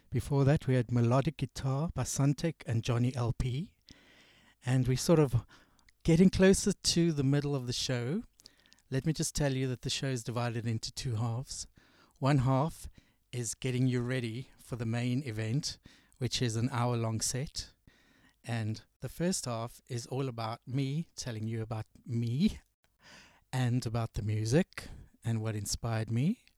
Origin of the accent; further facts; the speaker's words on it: South Africa; also born or lived in England; from South Africa and also being from England, I'm sort of a bit in between. I don't quite know if I'm British or if I'm South African